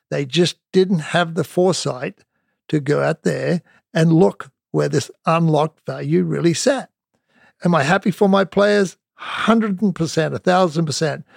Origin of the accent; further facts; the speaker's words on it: Australia; moved away as an adult; I came from Australia